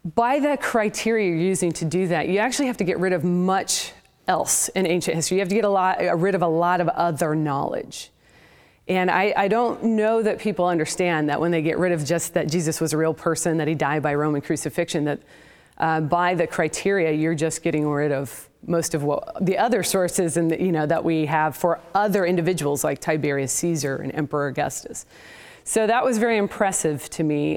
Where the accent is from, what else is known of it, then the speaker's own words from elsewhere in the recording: Portland, Oregon, United States; now in Houston, United States; I was raised in the Pacific Northwest in, uh, the Portland, Oregon area